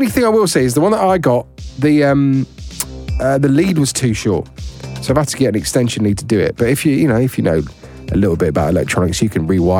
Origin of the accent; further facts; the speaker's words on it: Worcestershire, West Midlands, United Kingdom; moved away; my hometown of the Shire, Worcestershire.